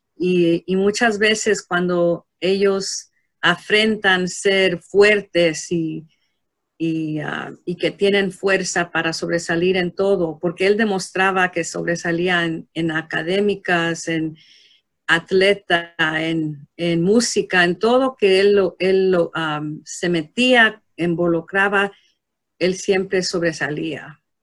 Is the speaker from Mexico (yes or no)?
yes; Mexico; como hispano, como mexicano